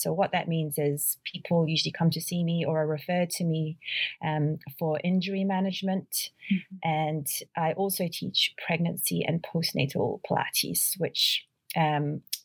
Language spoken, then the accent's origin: English; New Zealand; moved away as an adult; also born or lived in Dunedin, New Zealand / Melbourne, Australia; I grew up in New Zealand. My parents are Filipino immigrants